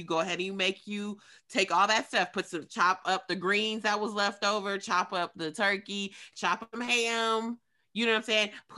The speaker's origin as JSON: {"language": "English", "region": "the South", "country": "United States", "lives_now": "Atlanta, United States", "said": "I live in Atlanta, yeah. So yes, I'm from the South."}